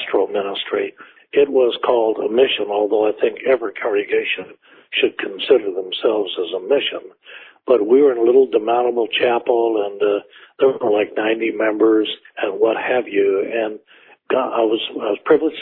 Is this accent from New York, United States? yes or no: no; Central Texas, United States; also born or lived in Irving; I grew up in Central Texas